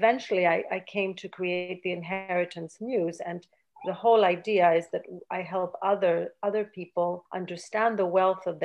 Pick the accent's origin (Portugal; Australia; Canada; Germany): Canada; also born or lived in Athens, Greece; I was born in Athens, and at a very early age, around 3 years old, we had to suddenly leave Greece due to a dictatorship. And I was brought to Canada, and that's where I grew up